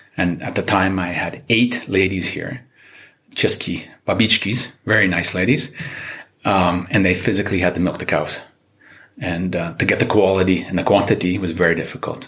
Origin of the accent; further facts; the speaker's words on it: Canada; moved away as an adult; now in Czech Republic; I am Canadian, um, half Czech, but spending most of my life, the first part of my life in Canada